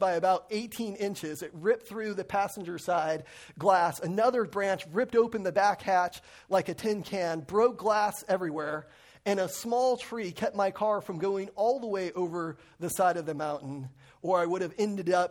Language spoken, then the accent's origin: English; Lake Arrowhead, California, United States; moved away; also born or lived in Crestline; I grew up in the mountains of Crestline and Lake Arrowhead